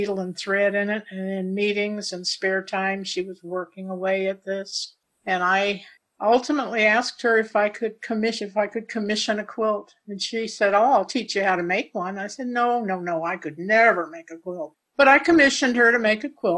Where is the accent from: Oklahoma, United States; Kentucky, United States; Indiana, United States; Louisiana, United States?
Kentucky, United States; Paducah; I was born in Paducah, Kentucky, before it became the quilt capital of the nation. My grandfather used to take me to the fish market